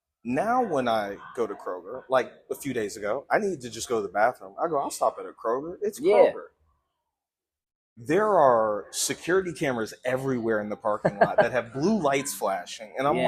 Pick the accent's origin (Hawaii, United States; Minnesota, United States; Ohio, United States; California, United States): Ohio, United States; Cleveland; moved away as an adult; now in Columbus, United States; But we are both from the Cleveland area. Okay. We grew up with certain stores. When I moved down here 18 years ago, now going on 19